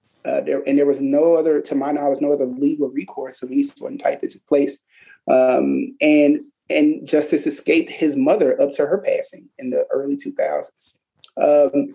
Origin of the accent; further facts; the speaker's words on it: Tallahatchie County, Mississippi, United States; I'm born and raised in Tallahatchie County